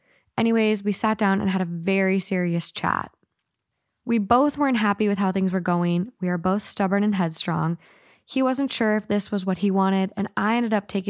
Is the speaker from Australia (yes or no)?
no; Glasgow, Scotland, United Kingdom; accent: Glaswegian; I also would have loved to have read it to you in my Glaswegian accent.